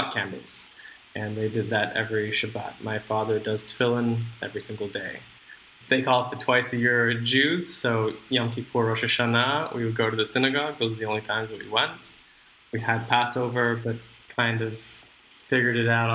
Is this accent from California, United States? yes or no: yes; Los Angeles, California, United States; moved away as an adult; now in Israel; I was born and raised in Los Angeles